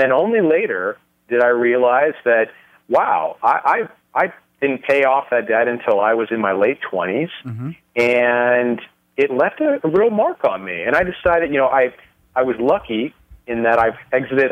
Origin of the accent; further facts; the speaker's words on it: Los Angeles, California, United States; moved away as an adult; now in Las Vegas, United States; I was raised, uh, born and raised in California